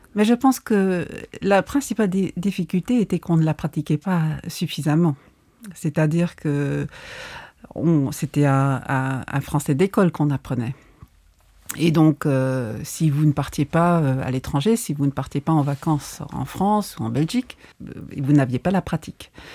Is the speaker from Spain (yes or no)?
no; Luxembourg; accent: Lorraine; also born or lived in Poitiers; On était deux étudiants, sur tout Poitiers. Luxembourgeois.